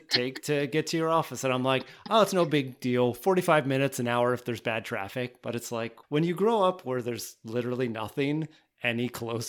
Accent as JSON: {"language": "English", "town": "Newport", "region": "Pennsylvania", "country": "United States", "tie": "born or raised there", "said": "I grew up in Central Pennsylvania too."}